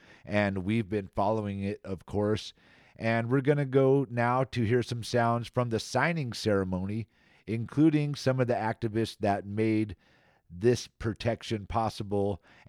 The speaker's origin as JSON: {"language": "English", "town": "Antioch", "region": "California", "country": "United States", "tie": "born or raised there", "said": "Antioch, California, my hometown. This is East Contra Costa County."}